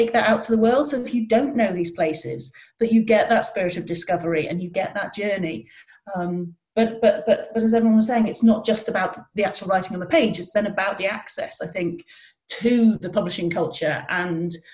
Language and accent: English; North Wales, United Kingdom; moved away; I come from North Wales, and, you know, everywhere felt a very long way away where I started out